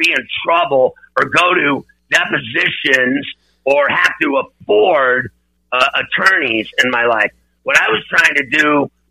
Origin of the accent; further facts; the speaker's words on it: Pittsburgh, Pennsylvania, United States; moved away; also born or lived in Philadelphia; growing up in Pittsburgh